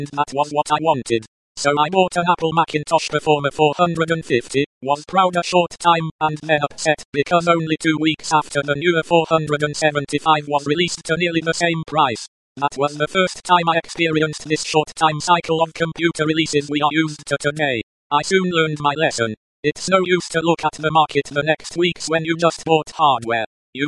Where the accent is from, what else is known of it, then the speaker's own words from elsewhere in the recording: eastern Germany, Germany; accent: German; English is a second language; I was born and raised up in Eastern Germany.